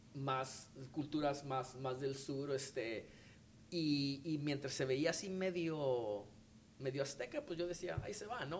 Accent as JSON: {"language": "Spanish", "country": "Mexico", "said": "nosotros como como mexicanos, como artistas"}